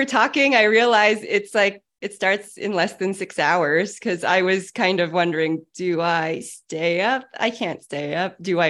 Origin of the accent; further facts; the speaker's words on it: San Francisco, California, United States; even though I'm Asian American, I was born and raised in San Francisco